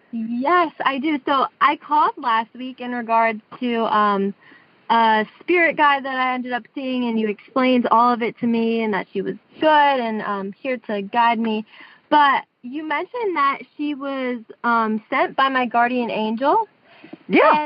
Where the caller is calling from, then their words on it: Tuscaloosa, Alabama, United States; I'm calling from Tuscaloosa, Alabama, right now